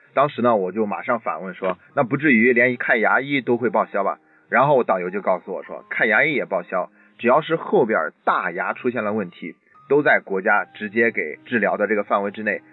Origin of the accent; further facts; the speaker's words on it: China; 我们以前呢总是觉得日本人个儿比我们矮。但现在呢，日本中学生的平均身高已经超出了我们中国人了。